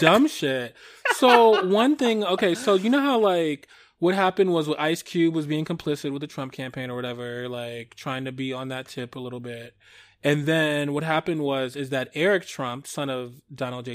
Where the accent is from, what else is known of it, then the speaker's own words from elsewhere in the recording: Michigan, United States; Michigan, my home state